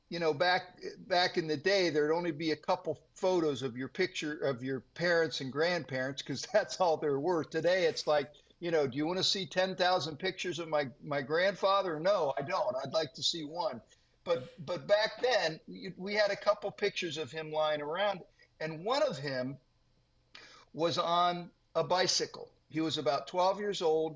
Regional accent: Worthington, Ohio, United States; I was raised here, but I've stayed in one place

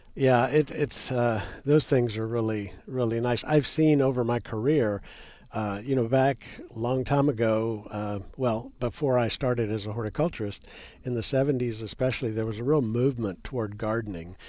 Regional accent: Texas, United States; We in Texas

